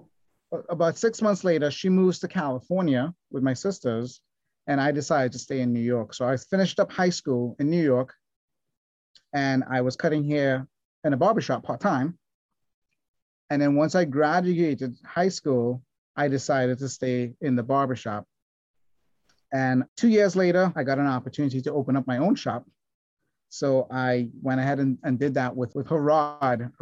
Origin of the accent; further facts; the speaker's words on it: Trinidad & Tobago; I grew up in Trinidad, small island in the Caribbean